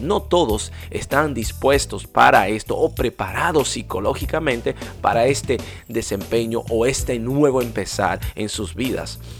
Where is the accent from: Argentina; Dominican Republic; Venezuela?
Dominican Republic; en mi país, la República Dominicana